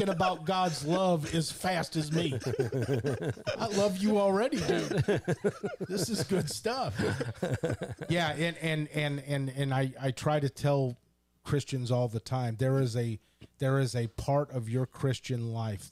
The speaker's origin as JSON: {"language": "English", "country": "United States", "said": "I'm from America"}